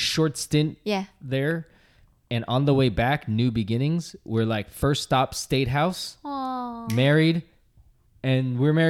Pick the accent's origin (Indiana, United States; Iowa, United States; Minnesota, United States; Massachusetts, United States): Massachusetts, United States; we're from Massachusetts